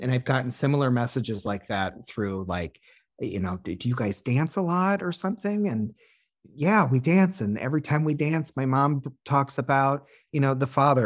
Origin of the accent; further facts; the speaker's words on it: Illinois, United States; the area code that I, my hometown is.